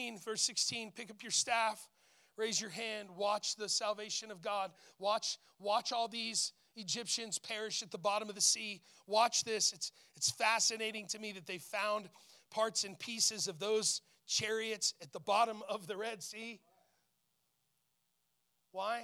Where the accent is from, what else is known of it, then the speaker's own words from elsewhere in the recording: Portales, New Mexico, United States; I grew up in Portales